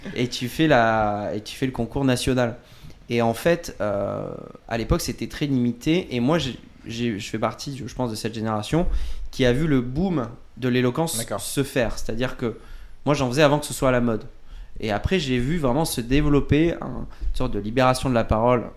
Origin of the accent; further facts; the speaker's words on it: Bordeaux, Nouvelle-Aquitaine, France; moved away; also born or lived in Poitiers; je viens de Bordeaux, par exemple, et après, je suis, euh, je suis passé par Poitiers